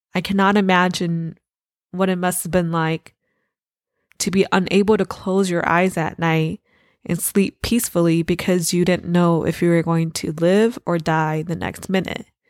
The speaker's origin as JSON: {"language": "English", "country": "United States", "tie": "born or raised there", "said": "I was born in America. This is my country. This is my home."}